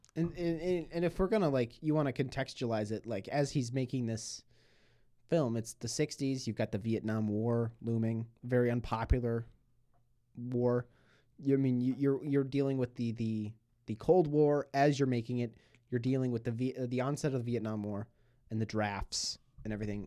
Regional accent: Buffalo, New York, United States; moved away; my hometown

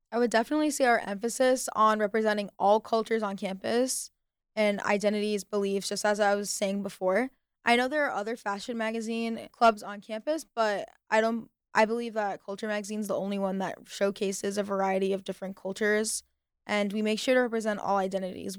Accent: United States; I've lived majority of my life in the States, and I identify as Arab

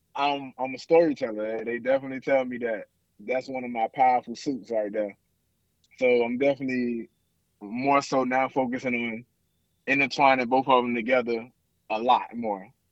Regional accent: Miami, Florida, United States; now in Houston, United States; growing up in Miami

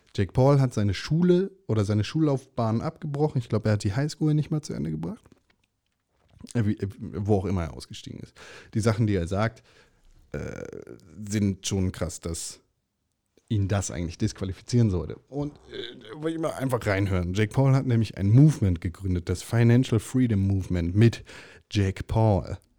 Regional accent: Germany; bei uns in Deutschland

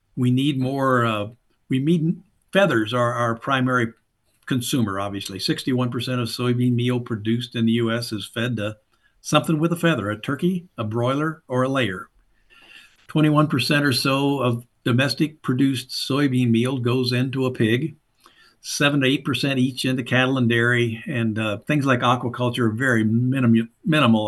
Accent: Southern Indiana, United States; fundamentally a backwoods Southern Indiana hillbilly farm kid. Grew up on a small, uh, small farm

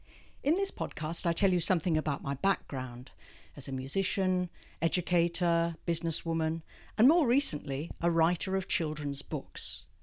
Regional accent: London, United Kingdom; moved away as an adult; now in Hong Kong; I was born in London, educated in England, and came out with my first husband in 1985.

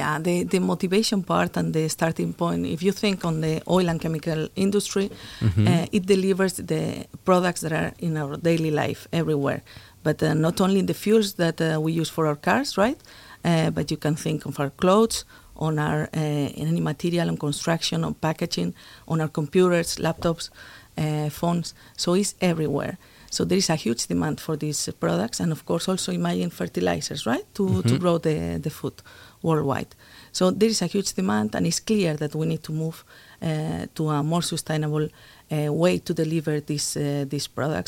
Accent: Spain; also born or lived in United States; Yeah, so I'm originally from Spain. I studied there at the University of Zaragoza a long time ago, chemical engineering.

